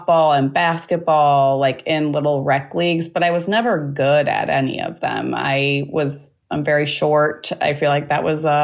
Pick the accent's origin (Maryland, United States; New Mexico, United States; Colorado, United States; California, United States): California, United States; Los Angeles; I grew up in Los Angeles